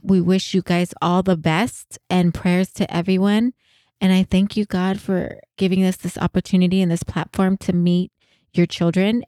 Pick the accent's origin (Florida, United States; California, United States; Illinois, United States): California, United States; San Jose; I'm from San Jose